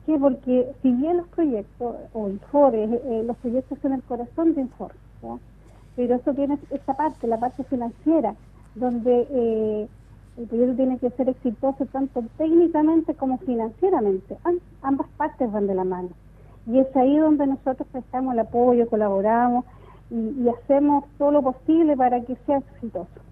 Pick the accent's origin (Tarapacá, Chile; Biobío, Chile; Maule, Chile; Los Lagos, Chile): Biobío, Chile; Los Ángeles; moved away as an adult; now in Concepción, Chile; toda mi niñez y mi adolescencia la viví en Los Ángeles